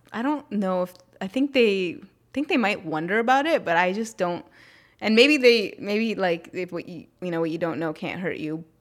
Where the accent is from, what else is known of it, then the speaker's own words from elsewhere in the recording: North India, India; I'm from North India